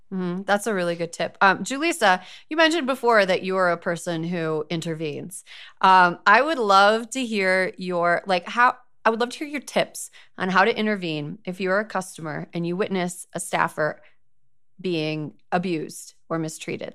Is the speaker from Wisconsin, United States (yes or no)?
yes; Wisconsin, United States; my home state